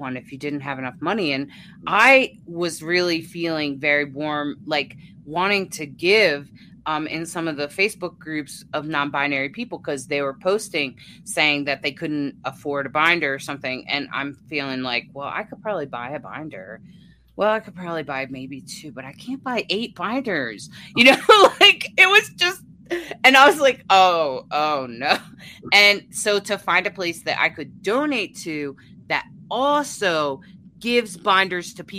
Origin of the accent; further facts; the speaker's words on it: near the Chesapeake Bay, south of Baltimore, Maryland, United States; moved away as an adult; also born or lived in Delaware; now in Colorado, United States; I was born and raised near the Chesapeake Bay. And south of Baltimore